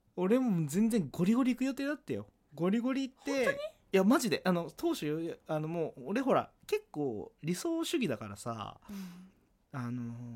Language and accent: Japanese; Kagoshima, Japan; moved away; 地元鹿児島だったじゃん